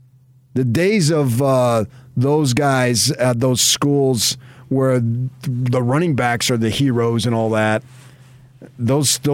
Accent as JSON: {"language": "English", "region": "Oklahoma", "country": "United States", "tie": "born or raised there", "said": "when we were growing up in Oklahoma"}